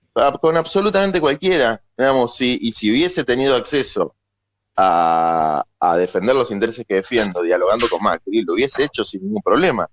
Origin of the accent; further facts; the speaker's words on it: Buenos Aires, Argentina; yo nací en la ciudad de Buenos Aires, viví casi toda mi vida en la ciudad de Buenos Aires. Como porteño